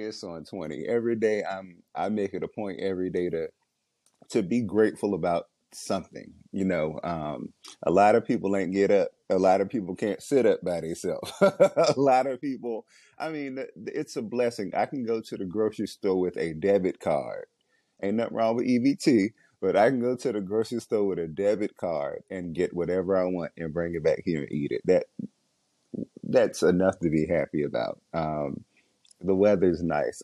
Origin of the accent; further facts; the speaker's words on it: Washington, District of Columbia, United States; I grew up in Southeast DC